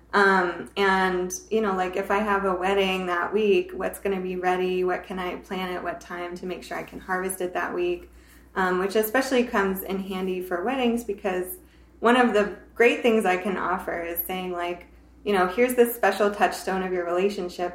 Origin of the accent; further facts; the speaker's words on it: the South, United States; now in Seattle, United States; I'm from the South